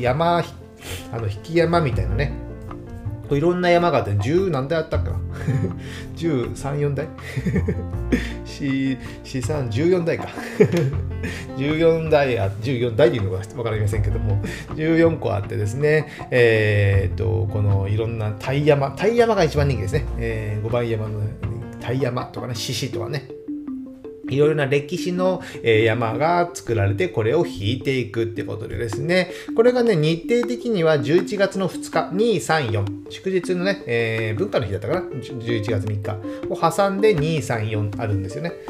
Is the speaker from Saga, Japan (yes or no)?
yes; Saga, Japan; now in Fukuoka, Japan; 僕の出身地である佐賀県